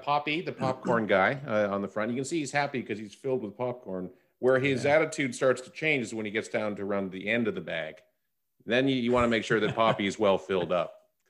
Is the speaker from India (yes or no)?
no; Canada; No, you know, being a Canadian, I really don't care about U.S. politics or have any of that type of depth of knowledge.